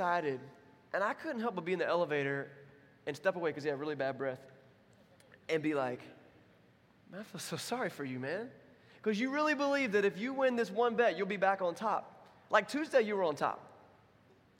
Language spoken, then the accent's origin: English; Wilmington, United States; I'm from Wilmington.